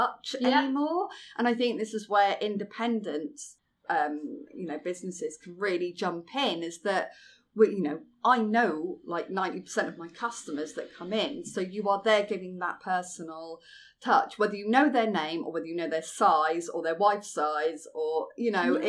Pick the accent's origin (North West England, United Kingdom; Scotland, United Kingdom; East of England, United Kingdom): East of England, United Kingdom; Norfolk, close to Great Yarmouth; now in London, United Kingdom; I'm from Norfolk originally, and from close to Great Yarmouth.